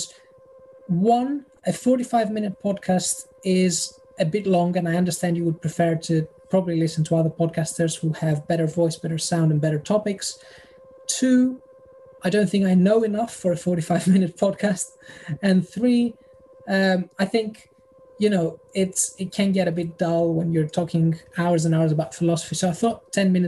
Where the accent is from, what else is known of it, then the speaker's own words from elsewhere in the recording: Thessaloniki, Central Macedonia, Greece; moved away as an adult; now in United Kingdom; The north, Thessaloniki